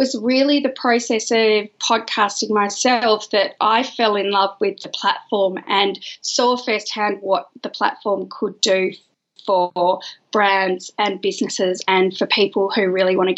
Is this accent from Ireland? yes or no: no; Perth, Western Australia, Australia; now in Melbourne, Australia; I am an Australian girl who lives in Melbourne, but I'm from Perth originally.